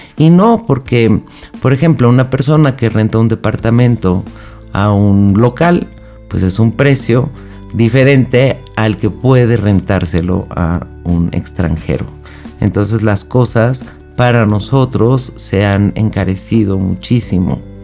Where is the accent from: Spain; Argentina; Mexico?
Mexico; Yo soy de México